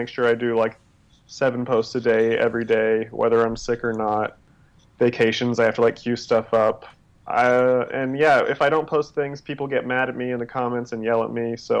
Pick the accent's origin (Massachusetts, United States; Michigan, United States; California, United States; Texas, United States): Texas, United States; now in Los Angeles, United States; In Texas, I grew up in Texas.